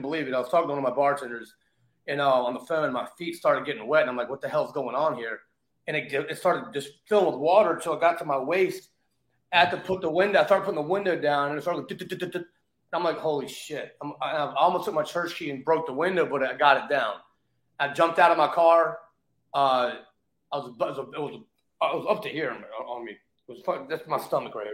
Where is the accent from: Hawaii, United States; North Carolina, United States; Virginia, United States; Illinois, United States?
Virginia, United States; Richmond; also born or lived in New York City / Las Vegas; now in Florida, United States; I grew up in Richmond, Virginia